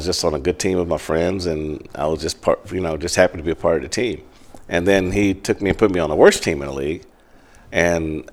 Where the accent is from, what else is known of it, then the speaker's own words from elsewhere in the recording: Kansas City, Missouri, United States; also born or lived in Greenville, Mississippi; moved to Kansas City in second grade. And I grew up at 29th and Olive in Midtown Kansas City